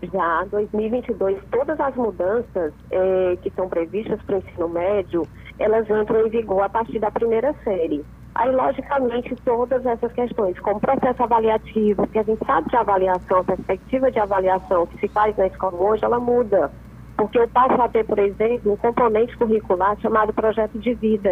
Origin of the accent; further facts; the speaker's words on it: União, Brazil; pessoal de União, minha terra querida